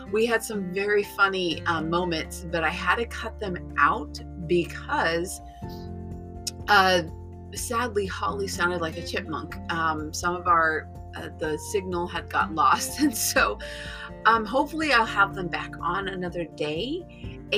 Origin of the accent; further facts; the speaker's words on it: Ecuador; two of my dear friends that I grew up with in Ecuador. They actually lived in my uh, apartment building